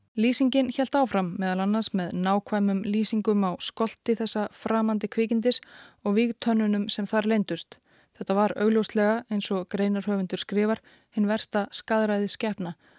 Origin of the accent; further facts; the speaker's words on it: Iceland; við Íslendingar